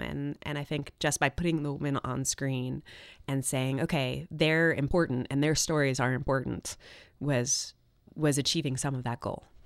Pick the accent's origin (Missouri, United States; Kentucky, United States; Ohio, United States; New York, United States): New York, United States; my parents are from Chile and I grew up in New York